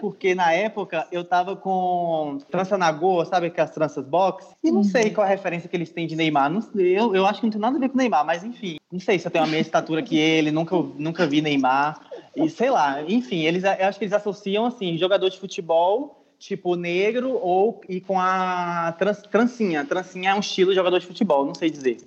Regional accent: Brazil; eu sou brasileiro

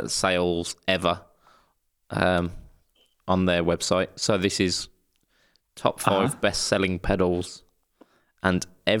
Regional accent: Midlands, United Kingdom; Yes, I'm a man from the Midlands.

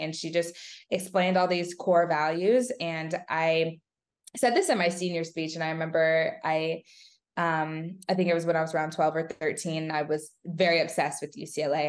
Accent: California, United States; I wanted to stay in California

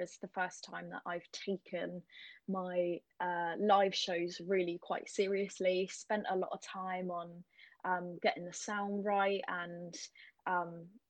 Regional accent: Cornwall, South West England, United Kingdom; I'm from Cornwall

